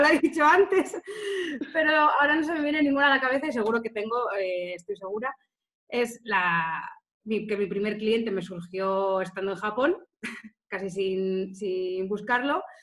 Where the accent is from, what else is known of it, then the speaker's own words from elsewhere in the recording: Salamanca, Castile and León, Spain; moved away as an adult; also born or lived in Barcelona / Tenerife / Gran Canaria / Lanzarote; now in Mallorca, Spain; yo nací y estudié en Salamanca